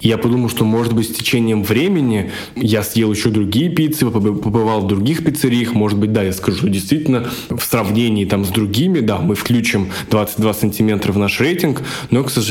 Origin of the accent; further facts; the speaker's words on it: Moscow, Russia; Всем привет … я адвокат из Москвы.